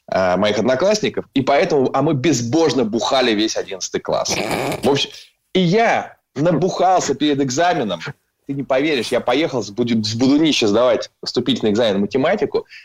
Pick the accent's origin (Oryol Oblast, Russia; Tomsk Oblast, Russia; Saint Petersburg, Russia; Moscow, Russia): Saint Petersburg, Russia; born there; Я родился в 75 году в э, Ленинграде.